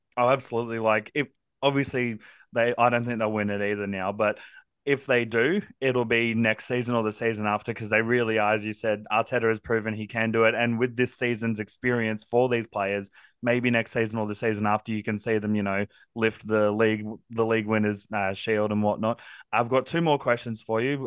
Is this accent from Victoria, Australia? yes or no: no; Central Coast, New South Wales, Australia; I grew up on the Central Coast from about the age of four all the way through to now